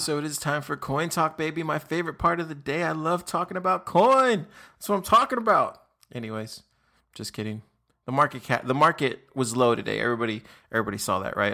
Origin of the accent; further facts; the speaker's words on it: Texas, United States; also born or lived in Austin, Texas; So I'm from Texas. I'm actually in Austin, Texas